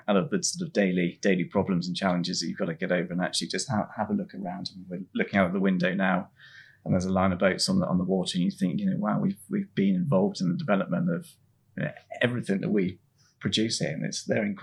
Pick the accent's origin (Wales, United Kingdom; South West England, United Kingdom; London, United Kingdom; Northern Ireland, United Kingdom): South West England, United Kingdom; Swanage; I grew up in Swanage, the sort of middle of the Southwest of England